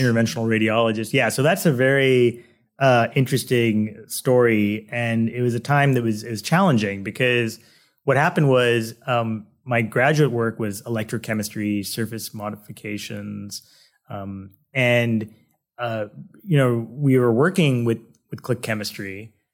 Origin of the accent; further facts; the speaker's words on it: Manhattan Beach, California, United States; also born or lived in Massachusetts; now in San Diego, United States; I grew up in Southern California in a, uh, a town called Manhattan Beach